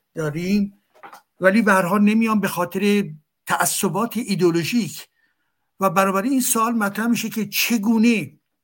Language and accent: Persian; Iran; moved away; منی که از ایران هستم